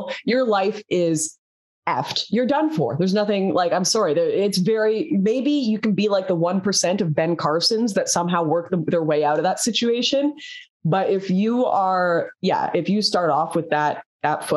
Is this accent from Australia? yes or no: no; Canada; I'm Canadian